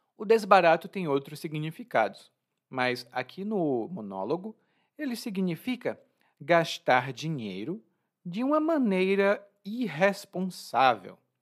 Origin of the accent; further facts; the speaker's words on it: Brazil; eu sou brasileiro